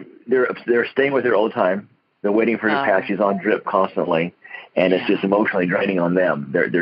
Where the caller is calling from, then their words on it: Broken Arrow, Oklahoma, United States; I'm calling from Broken Arrow, Oklahoma.